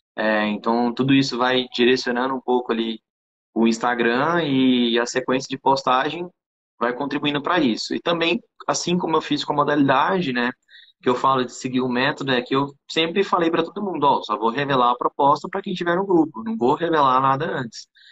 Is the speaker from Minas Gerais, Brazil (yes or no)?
no; Goiânia, Goiás, Brazil; sou aqui de Goiânia, Goiás personal trainer